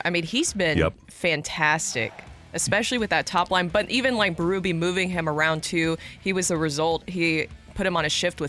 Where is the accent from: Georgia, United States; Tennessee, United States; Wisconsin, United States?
Tennessee, United States; born or raised there; now in St. Louis, United States